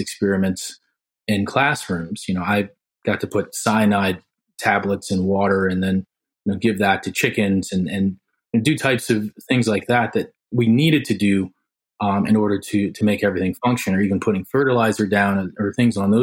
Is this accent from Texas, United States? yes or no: no; South Haven, Michigan, United States; I grew up in South Haven, Michigan, which is a rural community